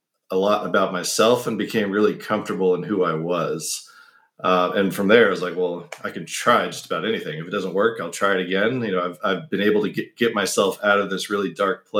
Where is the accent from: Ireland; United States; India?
United States; I was the only American in the family